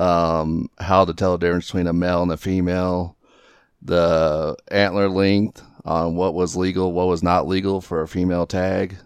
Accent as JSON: {"language": "English", "region": "southeast Texas", "country": "United States", "tie": "born or raised there", "moved": "yes", "lives_now": "Aurora, United States", "said": "grew up in the southeast part of Texas"}